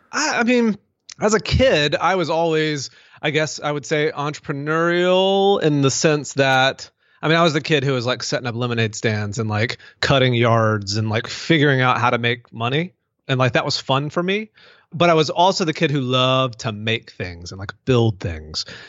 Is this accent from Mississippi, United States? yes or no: yes; Mississippi, United States; moved away as an adult; also born or lived in Denver, Colorado; now in Birmingham, United States; I, I grew up in Mississippi, went all the way through college, lived in Mississippi